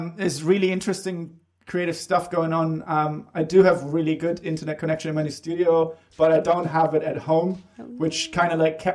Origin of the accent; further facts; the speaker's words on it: Bremen, Germany; moved away; I grew up in Bremen, which is on the north coast in Germany